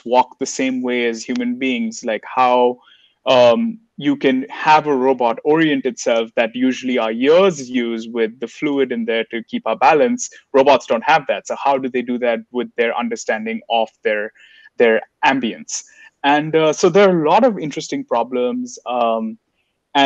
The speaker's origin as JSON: {"language": "English", "country": "India", "moved": "yes", "lives_now": "United States", "said": "as an Indian citizen in the US"}